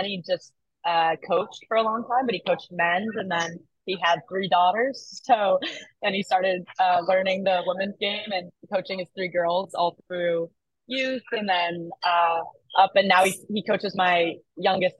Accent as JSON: {"language": "English", "town": "Foxborough", "region": "Massachusetts", "country": "United States", "tie": "born or raised there", "said": "I'm from Foxborough, so that's right where the stadium is"}